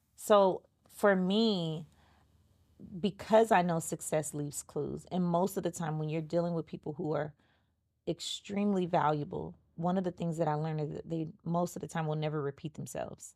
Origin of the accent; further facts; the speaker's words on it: Los Angeles, California, United States; I'm from Crenshaw and Slauson